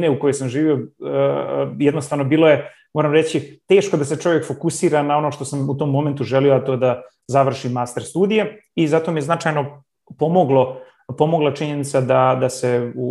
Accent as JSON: {"language": "Croatian", "town": "Banja Luka", "region": "Republika Srpska", "country": "Bosnia & Herzegovina", "tie": "born or raised there", "also_born_or_lived": "Graz, Austria / Zurich, Switzerland / Johannesburg, South Africa / San Francisco, United States", "moved": "as an adult", "lives_now": "Hamburg, Germany", "said": "uh, uh živim u Njemačkoj, u Hamburgu, uh, a porijeklom sam iz Banja Luke. Znači, rodio sam se u Banja Luci, uh, sa 20, 21 godinom sam otišao za Austriju sa namjerom da se vratim."}